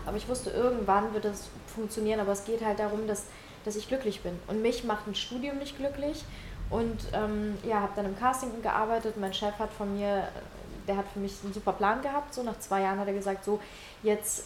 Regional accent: Ukraine; now in Germany; Weil ich komme aus der Ukraine, ich komme aus einem Elternhaus

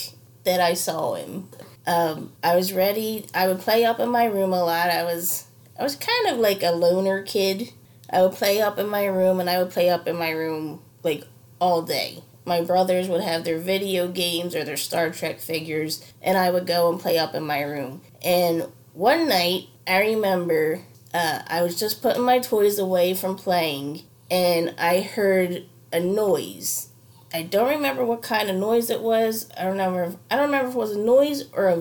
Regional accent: Delaware County, Pennsylvania, United States; I'm from Delco, Delaware County

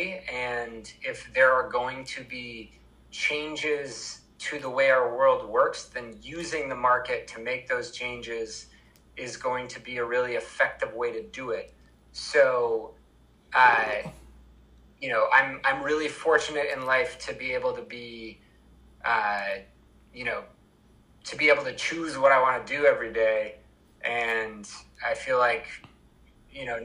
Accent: Vermont, United States; I'm from Vermont

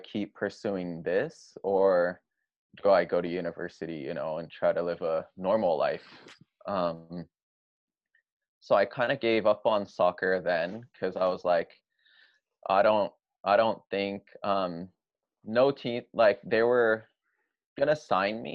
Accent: Japan; moved away; also born or lived in Southern California, United States; I was born in Japan, grew up here

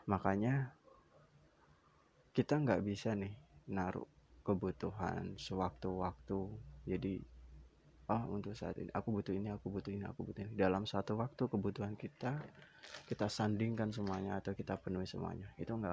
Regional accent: Java, Indonesia; Kebetulan aku berasal dari Jawa. Di Jawa Timur itu ada istilah panggilan yang sering sekali digunakan.

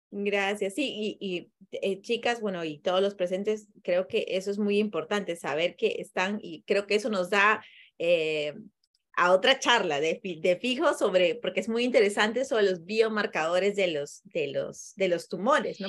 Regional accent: Peru; now in Costa Rica; yo soy peruana

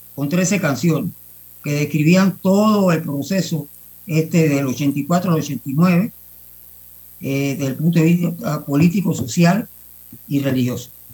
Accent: Panama; somos los panameños

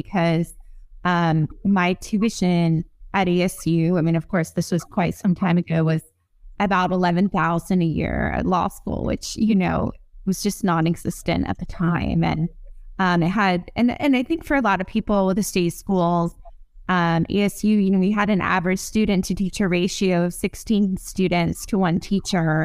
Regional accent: Arizona, United States; moved away as an adult; also born or lived in Fairfax County, Virginia; So I'm from Arizona

